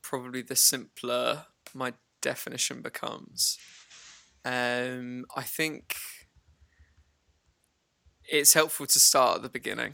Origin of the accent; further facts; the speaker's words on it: Harlow, East of England, United Kingdom; moved away as an adult; I came from a place in England that is just kind of 20 miles outside of London. It's a town called Harlow in Essex